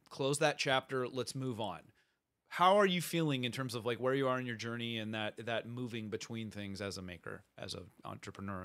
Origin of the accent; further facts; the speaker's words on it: Bay Area, near San Jose, California, United States; I grew up in the Bay Area, so like re- very close to San mm-hmm. Jose, Cupertino, Apple Central